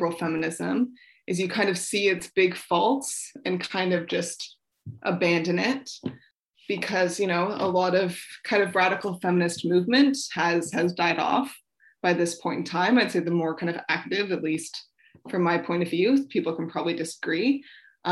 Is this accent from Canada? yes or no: yes; Toronto, Ontario, Canada; now in Winnipeg, Canada; I'm from Toronto